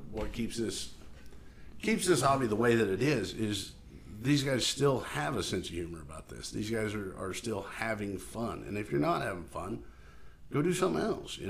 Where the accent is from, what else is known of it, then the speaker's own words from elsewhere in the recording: Picher, Oklahoma, United States; moved away; originally I'm from Pitcher, Oklahoma.